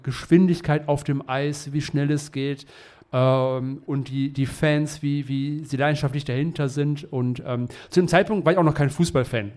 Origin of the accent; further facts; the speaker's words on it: Essen, North Rhine-Westphalia, Germany; ich komme aus Essen